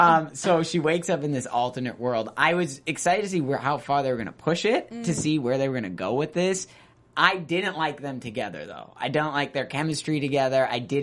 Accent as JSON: {"language": "English", "town": "Boston", "region": "Massachusetts", "country": "United States", "tie": "born or raised there", "said": "I'm from Boston, so everything they're talking about Boston, I'm just like, oh yeah, it's my hometown."}